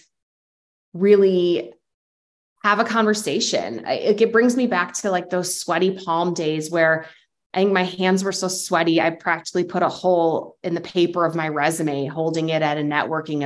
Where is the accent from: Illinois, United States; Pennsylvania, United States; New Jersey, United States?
Illinois, United States; Lakeville; my hometown of Lakeville, Illinois